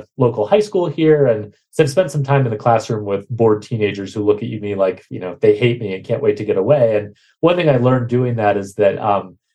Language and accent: English; Bozeman, Montana, United States; I was growing up in Bozeman, Montana